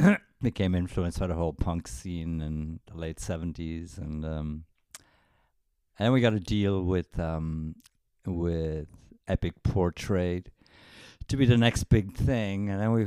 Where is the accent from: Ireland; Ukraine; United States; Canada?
Ireland; Wexford, Leinster; I come from Turner and Kerwin of Wexford, which was impossible to say.